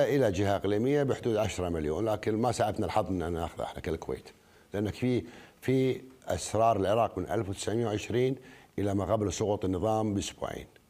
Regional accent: Kuwait; احنا ككويتيين

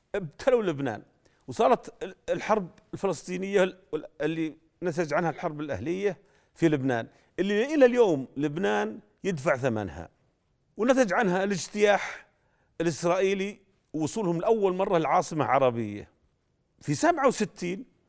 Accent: Saudi Arabia; عندنا في جده

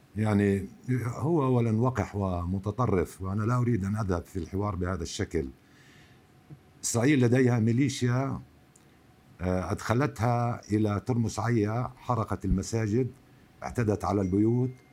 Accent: Palestine; نحن هنا كفلسطينيين

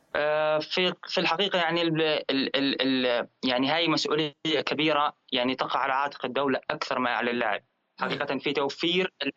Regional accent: Jordan; احنا كرياضيين اردنيين

